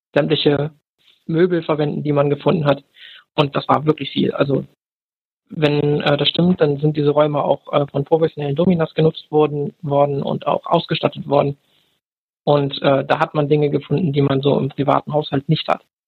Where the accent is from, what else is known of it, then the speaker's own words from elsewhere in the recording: Bremen, Germany; ich komme aus Bremen